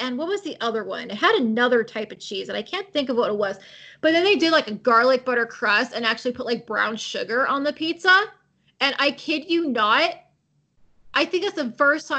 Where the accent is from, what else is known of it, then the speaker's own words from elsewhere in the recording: California, United States; I was born and raised in California